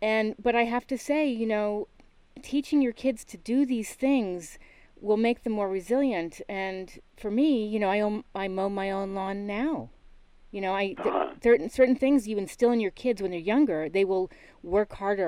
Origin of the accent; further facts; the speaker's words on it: East Coast, United States; also born or lived in New York / Connecticut; I grew up on the East Coast and lived in New York, and then I was back in Connecticut with my dad.